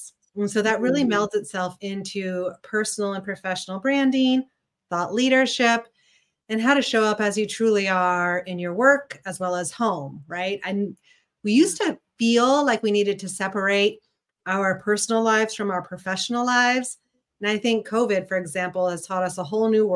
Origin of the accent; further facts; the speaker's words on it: Missouri, United States; moved away as an adult; also born or lived in San Francisco; now in Chicago, United States; I'm a Midwestern gal at heart. I grew up in Missouri, but when I was 18